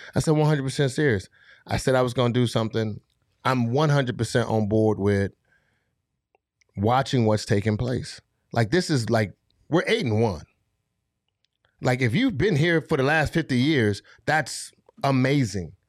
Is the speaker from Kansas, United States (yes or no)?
no; Fort Lauderdale, Florida, United States; moved away; I grew up in Fall Lauderdale, Florida